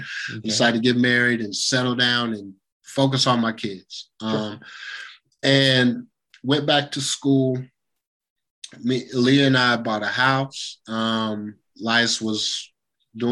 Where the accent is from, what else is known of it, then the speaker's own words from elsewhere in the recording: Lawrence, Kansas, United States; I'm from Lawrence, and things are a little bit different up there